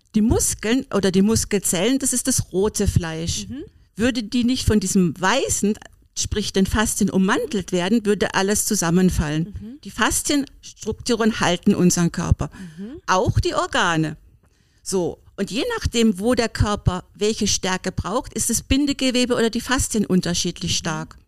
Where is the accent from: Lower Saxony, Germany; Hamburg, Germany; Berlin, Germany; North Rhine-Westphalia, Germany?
Berlin, Germany; ich komme ja aus Berlin